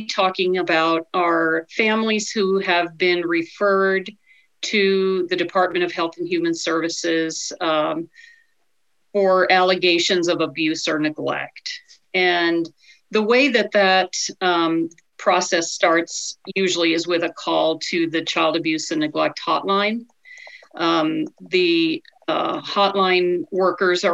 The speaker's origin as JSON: {"language": "English", "town": "Clarkson", "region": "Nebraska", "country": "United States", "tie": "born or raised there", "also_born_or_lived": "San Diego, California / Albany, New York / Northeast Georgia / Ord, Nebraska", "said": "I'm a native Nebraskan. I grew up in Clarkson, Nebraska."}